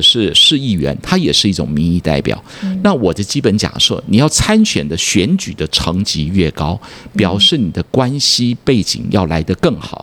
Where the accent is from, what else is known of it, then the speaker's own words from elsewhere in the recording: southern Taiwan, Taiwan; also born or lived in United States; 小时候在南部长大